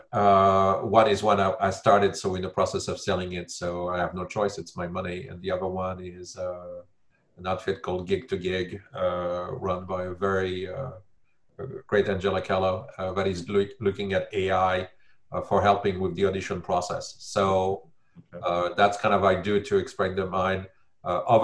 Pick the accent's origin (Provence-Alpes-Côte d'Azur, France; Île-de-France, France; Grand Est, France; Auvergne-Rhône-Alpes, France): Île-de-France, France; Paris; moved away; I'm from Paris.